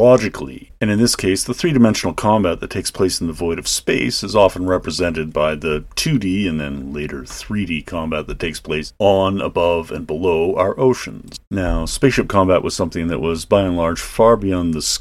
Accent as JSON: {"language": "English", "town": "Calgary", "region": "Alberta", "country": "Canada", "tie": "born or raised there", "said": "growing up in Calgary, Currie Barracks was a feature on the west end of town"}